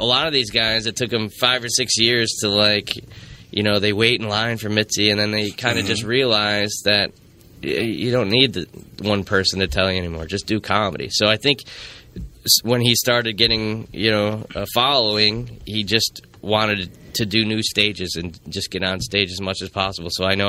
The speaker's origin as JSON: {"language": "English", "town": "Owego", "region": "New York", "country": "United States", "said": "We'll do regional humor because I'm from Owego's a couple hours south"}